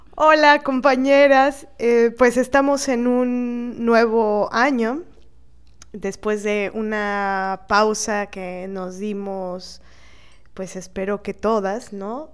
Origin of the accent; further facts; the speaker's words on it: Veracruz, Mexico; como jarocha